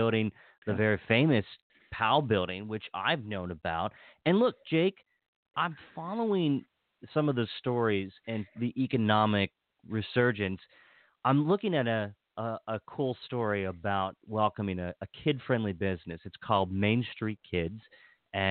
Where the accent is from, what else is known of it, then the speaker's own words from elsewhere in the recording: Hagerstown, Maryland, United States; I was born and raised in Hagerstown